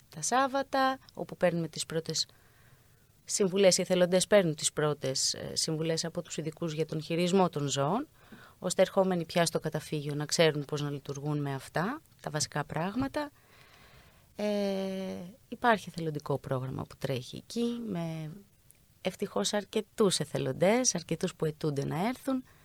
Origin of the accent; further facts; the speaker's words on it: Greece; σαν Έλληνες